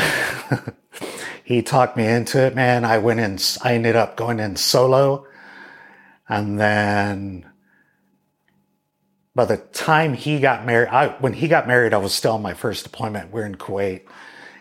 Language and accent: English; Boerne, Texas, United States; also born or lived in San Antonio, Texas; I was born in San Antonio to us locals, but San Antonio, Texas to everybody else. And raised in Bernie, Texas